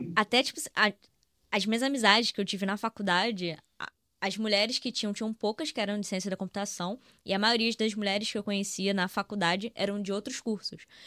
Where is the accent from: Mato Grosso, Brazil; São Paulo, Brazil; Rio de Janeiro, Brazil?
Rio de Janeiro, Brazil; a gente é aqui do Rio